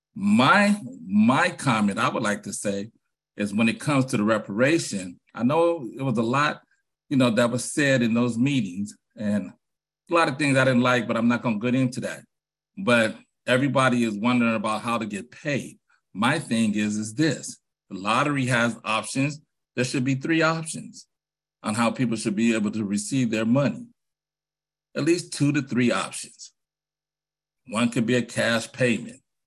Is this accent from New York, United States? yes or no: no; San Francisco, California, United States; I'm from Hunters Point, born on Navy Road.